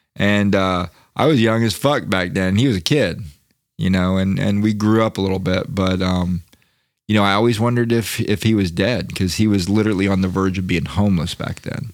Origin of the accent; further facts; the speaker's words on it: Florida, United States; I come from Florida, and, you know, I come from a mixed family